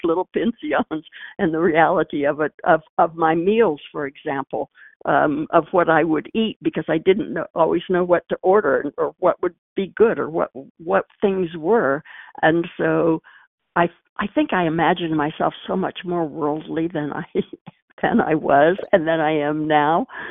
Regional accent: Missouri, United States; moved away; when I was a girl growing up in Missouri

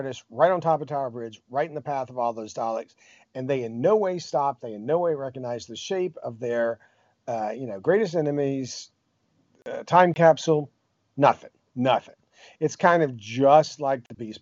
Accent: United States; as American

